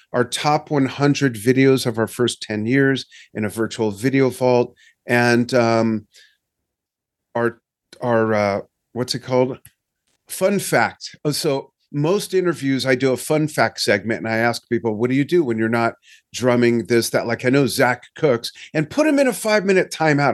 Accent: Los Angeles, California, United States; moved away; I'm from Los Angeles. I grew up a SoCal boy

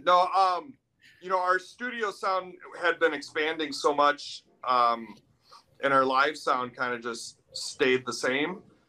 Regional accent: Midwest, United States; also born or lived in Milwaukee, Wisconsin; we grew up in the Midwest scene, playing in different bands.

